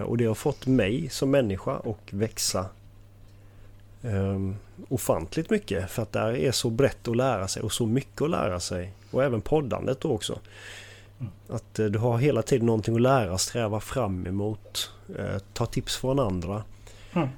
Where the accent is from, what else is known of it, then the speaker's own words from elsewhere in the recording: Halmstad, Halland County, Sweden; also born or lived in Falkenberg; är från Halmstad. Har, är uppvuxen här